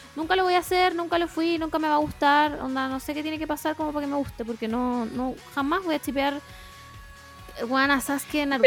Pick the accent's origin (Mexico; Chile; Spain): Chile